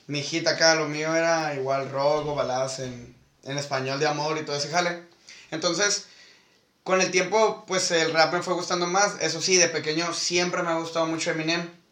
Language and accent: Spanish; Mexico; soy pinche taco